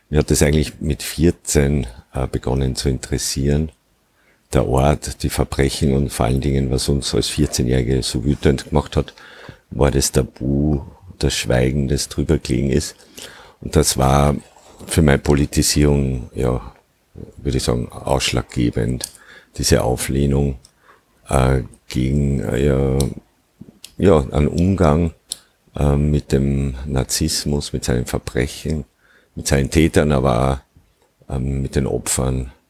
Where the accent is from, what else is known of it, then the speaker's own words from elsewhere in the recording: Upper Austria, Austria; ja, ich komme ursprünglich aus Oberösterreich, bin acht Kilometer entfernt äh, von Mauthausen aufgewachsen